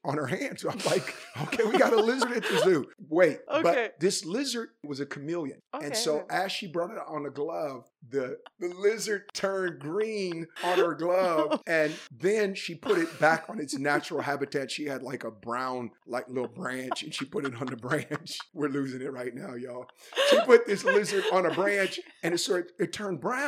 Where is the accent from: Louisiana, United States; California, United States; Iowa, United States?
California, United States; Oakland; when I was growing up in West Oakland, California